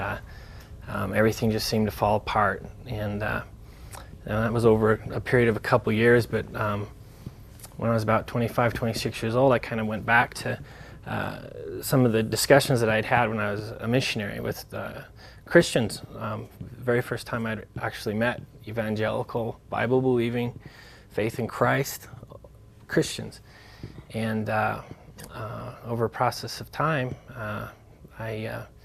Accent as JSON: {"language": "English", "town": "Salt Lake City", "region": "Utah", "country": "United States", "tie": "born or raised there", "said": "I was born and raised here in Salt Lake City"}